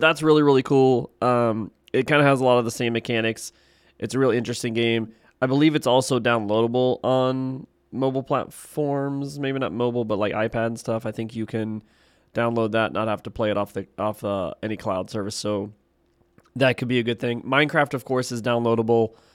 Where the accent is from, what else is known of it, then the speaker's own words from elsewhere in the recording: Ohio, United States; now in Texas, United States; I'm from Texas, originally from Ohio